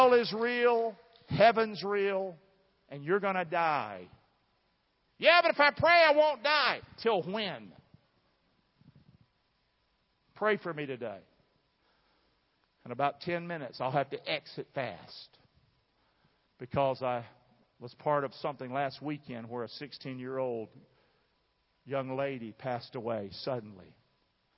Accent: southern part of America, United States; accent: southern English; first language English; I was born in the southern part of America, so I speak southern English

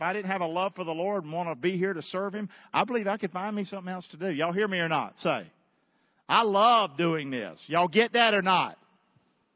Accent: Rockingham, North Carolina, United States; now in Southwest Florida, United States; I'm from Rockingham, North Carolina.

